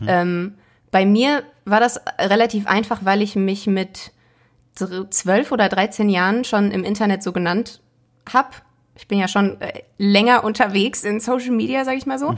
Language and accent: German; Essen, North Rhine-Westphalia, Germany; ich komme aus, äh, aus Essen, aber aus einem schönen Stadtteil